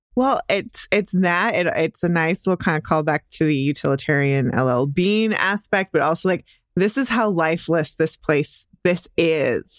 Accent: Dallas, Texas, United States; I'm, I'm from Dallas

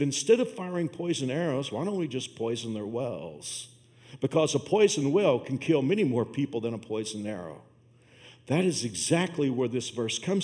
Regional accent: Fort Worth, Texas, United States; moved away; my hometown of Fort Worth

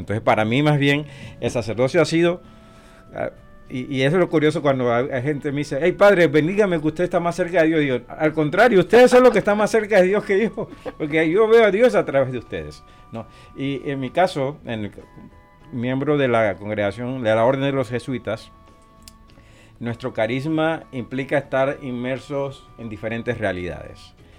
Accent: Colón, Panama; also born or lived in Puerto Rico / Honduras; now in Omaha, United States; yo soy originario de la, de la ciudad de Colón, de la República de Panamá

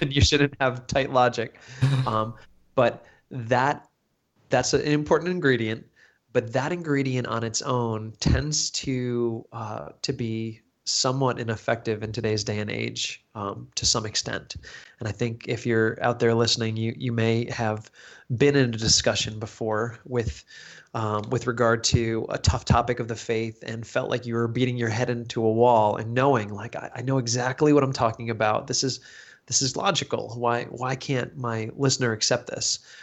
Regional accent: United States; accent: American; my American accent

